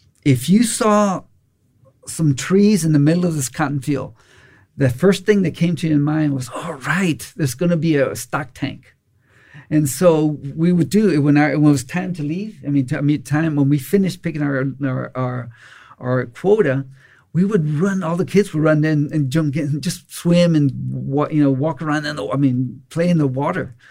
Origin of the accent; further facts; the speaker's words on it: Austin, Texas, United States; also born or lived in Robstown, Texas / Sierra Leone / Afghanistan; I lived in Austin all my life, most of all my life, went to elementary, junior high, high school, and graduated from University of Texas